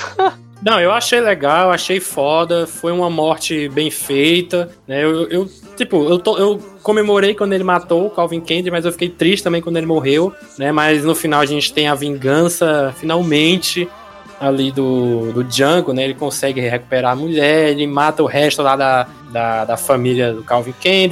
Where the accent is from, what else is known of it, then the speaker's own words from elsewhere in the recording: Brazil; eu sou brasileiro